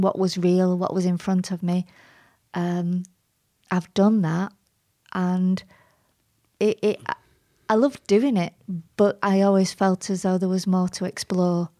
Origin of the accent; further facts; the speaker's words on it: Bury, North West England, United Kingdom; You can't get more Barry, actually. I was born on Gig Lane